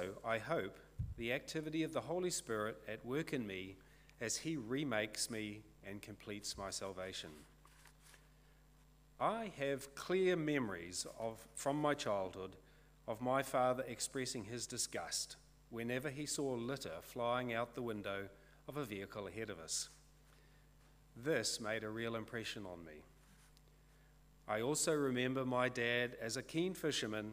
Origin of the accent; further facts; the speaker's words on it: Kawakawa, Northland, New Zealand; now in Onerahi, New Zealand; I live in Onerahi but I'm from Kawakawa.